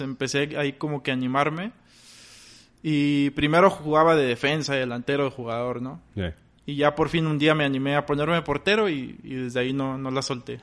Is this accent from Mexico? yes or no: yes; Ciudad Victoria, Tamaulipas, Mexico; moved away as an adult; now in Monterrey, Mexico; radico aquí en Monterrey, pero yo nací en Victoria, Tamaulipas. Allá, pues allá crecí